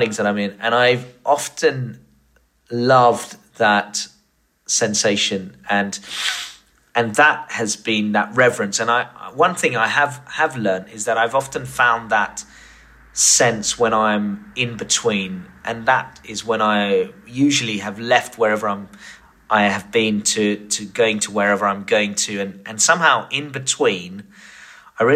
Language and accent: English; Tunbridge Wells, South East England, United Kingdom; my hometown of Tunbridge Wells